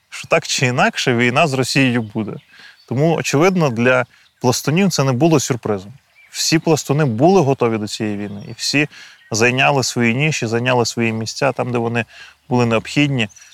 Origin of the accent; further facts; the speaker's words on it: Boyarka, Kyiv Oblast, Ukraine; Я народився у містечку Боярка на Київщині.